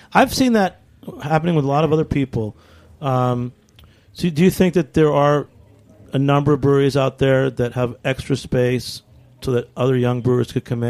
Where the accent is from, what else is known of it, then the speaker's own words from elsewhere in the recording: Haverhill, Massachusetts, United States; now in New York, United States; And Dan, you were in my hometown too. He was at Haverhill Brewing in Haverhill, Massachusetts.